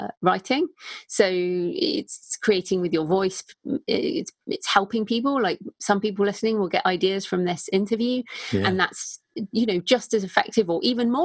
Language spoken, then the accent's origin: English; United Kingdom; accent: British; also born or lived in Bath; in case people didn't realize from my accent, I am British